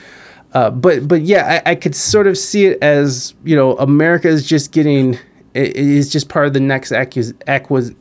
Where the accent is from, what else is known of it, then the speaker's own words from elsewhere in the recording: United States; I enjoyed being an American as a kid